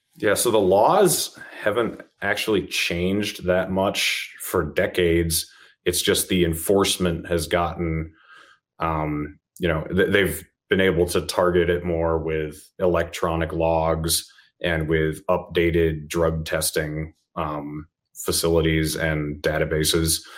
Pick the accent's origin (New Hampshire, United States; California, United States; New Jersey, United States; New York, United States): New Hampshire, United States; now in Utah, United States; I was born and raised in New Hampshire